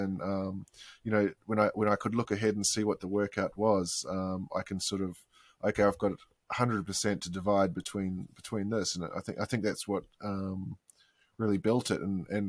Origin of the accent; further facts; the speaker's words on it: Queensland, Australia; I grew up swimming in Tullabudger Creek.